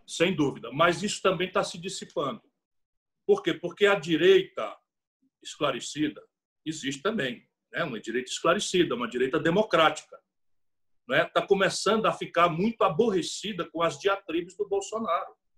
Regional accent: Sobral, Ceará, Brazil; Sabe o que é Sobral? É a minha cidade.

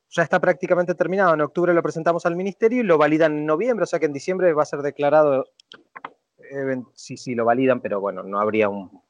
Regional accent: Mendoza, Argentina; now in Paris, France; yo soy mendocino

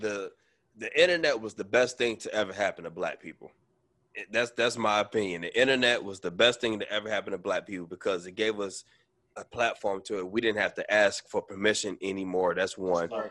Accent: Arkansas, United States; We was born in Arkansas

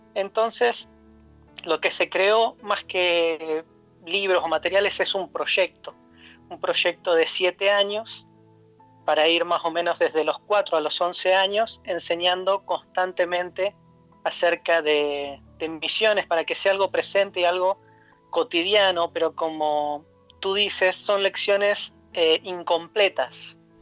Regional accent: Neuquén, Argentina; moved away as an adult; also born or lived in Buenos Aires, Argentina / Poland; now in Latvia; yo nací en Argentina, en la ciudad de Neuquén, que es en la Patagonia

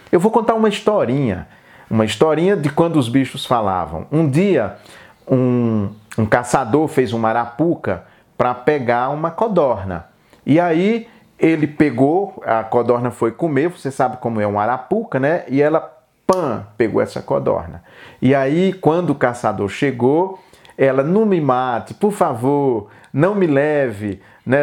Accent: Brazil; nós, brasileiros

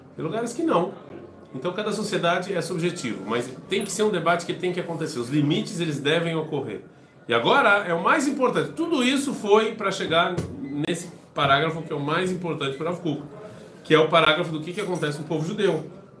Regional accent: Brazil; first language Portuguese; eu sou brasileiro porque eu falo português, ou eu sei que a língua, minha língua é português

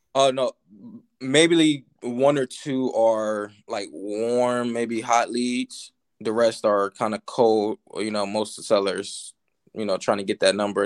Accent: Virginia, United States; I'm from Virginia

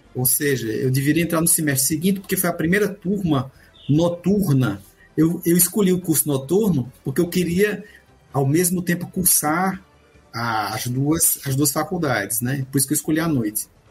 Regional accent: Campina Grande, Paraíba, Brazil; moved away as an adult; also born or lived in Pernambuco / Petrozavodsk, Russia; now in Moscow, Russia; sou paraibano. Pernambuco é um estado que tem muita importância na minha formação, mas eu cheguei com um ano de idade em Campina Grande.

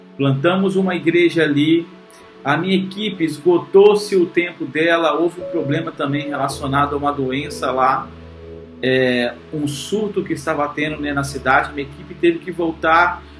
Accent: Rio de Janeiro, Brazil; Eu sou carioca, nasci no Rio de Janeiro

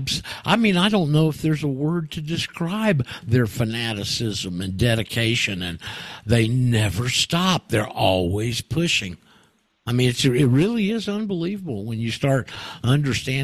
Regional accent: Anchorage, Alaska, United States; moved away; I grew up in Alaska. I spent 4 years in Anchorage when I was in my teens and high school years there

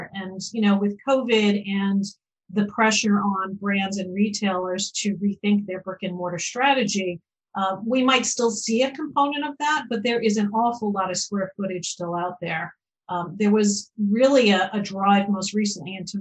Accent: Long Island, New York, United States; growing up on Long Island

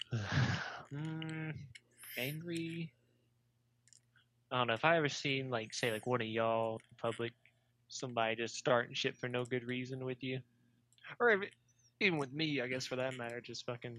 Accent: the South, United States; born and raised in the South

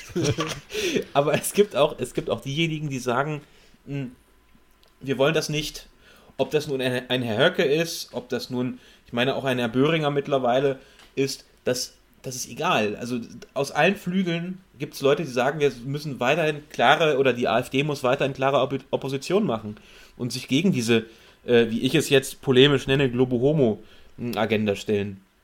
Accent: West Germany, Germany; mich als Wessi

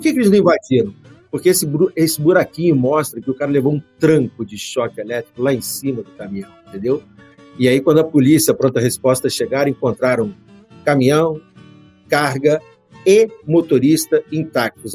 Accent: Brazil; Eu falo como brasileiro

